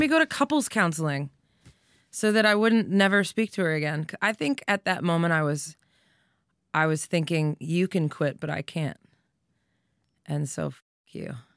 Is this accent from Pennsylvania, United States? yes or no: yes; Doylestown, Pennsylvania, United States; I'm a girl from Doylestown that said she was gonna be a famous rock star